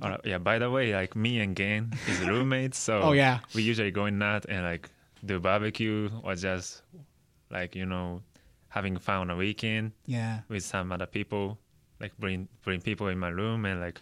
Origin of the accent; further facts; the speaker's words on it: Tokyo, Japan; he's from Japan, and I'm also from like Tokyo, Japan.